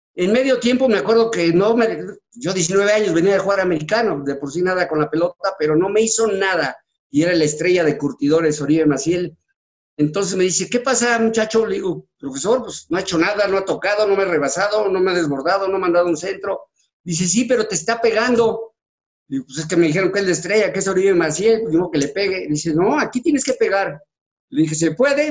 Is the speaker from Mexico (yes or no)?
yes; Mexico City, Mexico; also born or lived in Acapulco, Guerrero / Ometepec, Guerrero; yo nací en la Ciudad de México. Entonces mi papá compró la casa que actualmente estás viendo aquí tu casa, y me vine a vivir con mi mamá porque yo estaba chico, entonces aquí me metieron desde tercero de primaria hasta la fecha